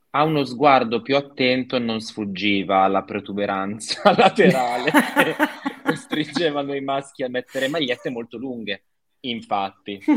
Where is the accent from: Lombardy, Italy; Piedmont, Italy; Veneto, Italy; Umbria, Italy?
Piedmont, Italy; Novara; Io sono di Novara